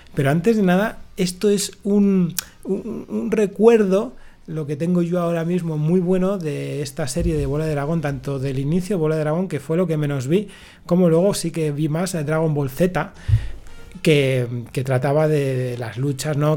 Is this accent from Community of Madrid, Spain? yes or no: no; Palencia, Castile and León, Spain; yo vivía en Palencia